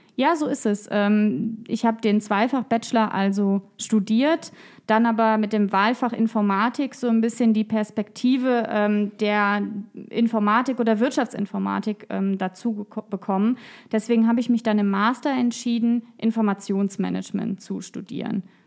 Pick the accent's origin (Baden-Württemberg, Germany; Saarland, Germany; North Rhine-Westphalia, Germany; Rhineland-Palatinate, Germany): Rhineland-Palatinate, Germany; Koblenz; Ich bin in Koblenz geboren, in Koblenz zur Schule gegangen. Ich habe in Koblenz studiert, jetzt promoviere ich in Koblenz.